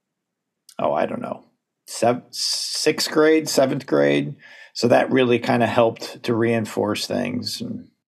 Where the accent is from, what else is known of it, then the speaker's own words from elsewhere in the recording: Southern Tier, upstate New York, United States; moved away as an adult; also born or lived in Ithaca, New York; now in Bloomsburg, United States; High school, grade school was all in the Finger Lakes area of upstate New York and the southern. The southern tier, I guess, is a little bit more specific. Binghamton, Elmira, Corning, that general area.